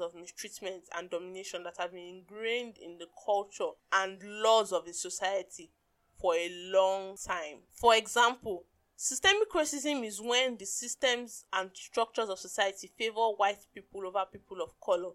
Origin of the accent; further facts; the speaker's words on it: Nigeria; as a Nigerian woman